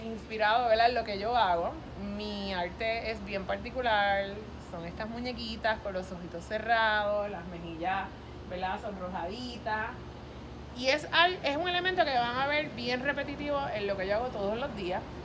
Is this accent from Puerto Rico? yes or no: yes; San Juan, Puerto Rico; moved away as an adult; now in Cidra, Puerto Rico; Soy original de San Juan